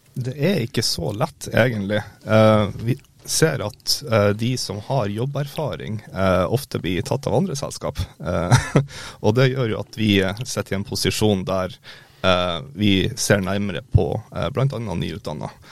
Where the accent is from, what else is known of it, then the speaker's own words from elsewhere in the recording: Mo i Rana, Nordland, Norway; moved away; also born or lived in Harstad / Molde; født og oppvokst i Mo i Rana